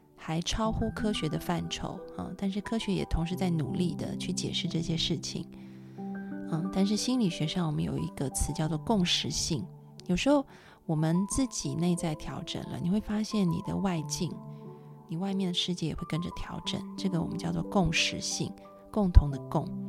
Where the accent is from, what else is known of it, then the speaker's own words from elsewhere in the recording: Taiwan; 我们小时候在台湾，晚上都会有夜市